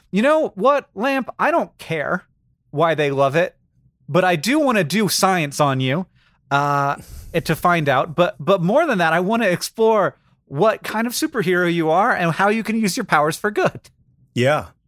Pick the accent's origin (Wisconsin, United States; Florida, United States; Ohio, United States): Florida, United States; when I grew up, I grew up in Florida. We called them anoles